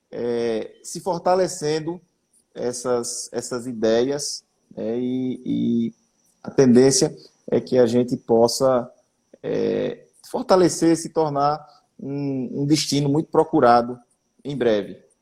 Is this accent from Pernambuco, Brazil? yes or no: yes; Gravatá, Pernambuco, Brazil; now in Caruaru, Brazil; Eu sou de Gravatar, eu sei dessa